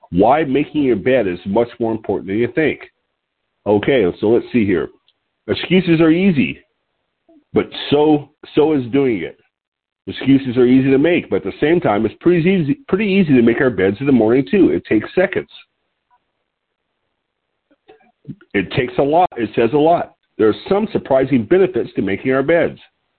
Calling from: Lompoc, California, United States; I'm your host today. I'm calling in from Lompoc, California, which is 54 miles north of Santa Barbara on California's beautiful central coast.

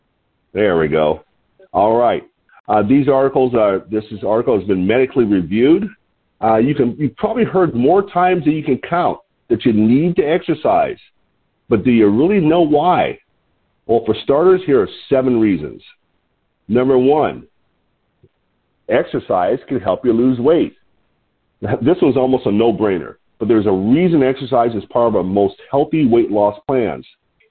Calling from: Lompoc, California, United States

